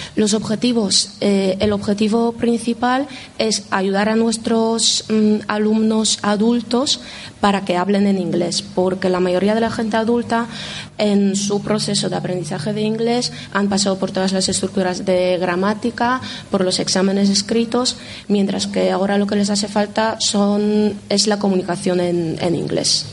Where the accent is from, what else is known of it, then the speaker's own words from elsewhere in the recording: Poland; now in Spain; De Polonia